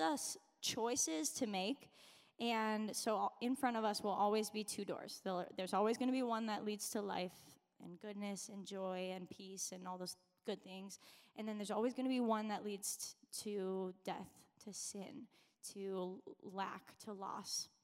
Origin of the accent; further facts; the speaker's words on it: Minnesota, United States; I grew up in Minnesota, honestly, like just down the road from here